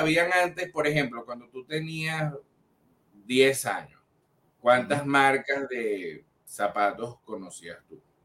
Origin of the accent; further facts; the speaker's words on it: Venezuela; nosotros somos los únicos venezolanos que aparecemos en la parrilla de Getter Live